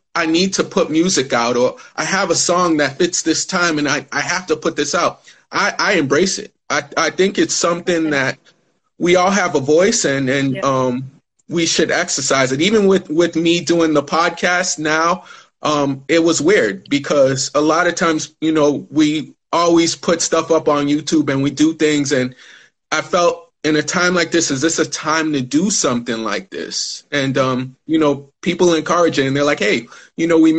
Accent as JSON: {"language": "English", "country": "Ghana", "said": "I'm Ghanaian"}